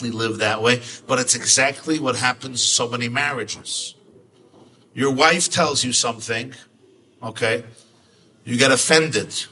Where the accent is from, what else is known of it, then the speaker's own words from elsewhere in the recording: Kutaisi, Imereti, Georgia; English is a second language; Uzbekistan, I come from Georgia, Kutais, Kutais